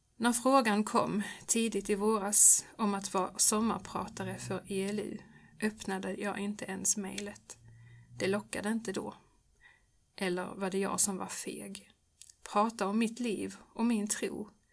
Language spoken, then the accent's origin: Swedish; Örkelljunga, Skåne, Sweden; det fanns en barnkör i missionshuset i Örkelljunga där jag växte upp